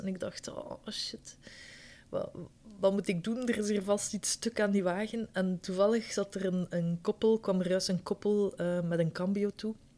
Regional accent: Ghent, Flanders, Belgium; moved away as an adult; also born or lived in Schaerbeek, Brussels; now in Brussels, Belgium; Ik ben oorspronkelijk uit Gent.

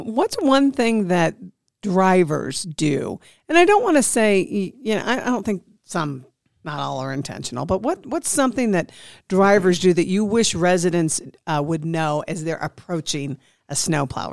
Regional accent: Midwest, United States; now in Nevada, United States; being from the Midwest

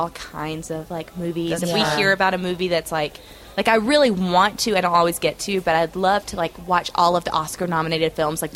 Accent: Georgia, United States; I was born and raised, and my parents were born and raised, and my grandparents were born and raised.

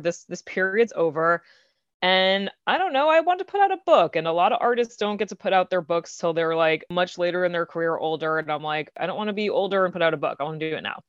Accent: Long Island, New York, United States; now in New York City, United States; I am from Long Island, like, thirty minutes outside the city

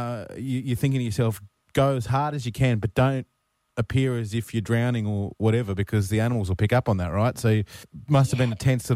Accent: Queensland, Australia; as a Queenslander

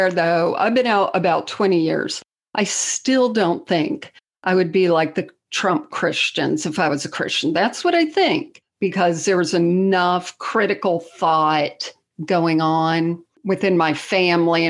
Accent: South Florida, United States; now in Tennessee, United States; I grew up in South Florida, but I live in Tennessee now

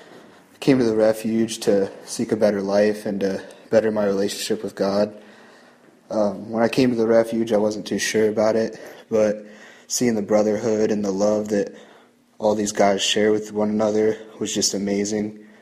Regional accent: Mount Vernon, Ohio, United States; I'm 24 years old. I'm from Mount Vernon, Ohio.

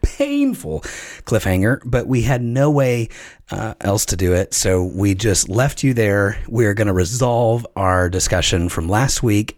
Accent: Chattanooga, Tennessee, United States; moved away; also born or lived in Virginia; I grew up in Chattanooga, Tennessee, which was also, I thought, true South

